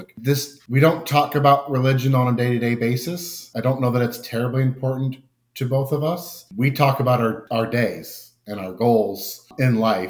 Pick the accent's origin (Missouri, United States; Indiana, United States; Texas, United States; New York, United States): Indiana, United States; also born or lived in California; we moved to Indiana from California at my ripe age of 11 years old.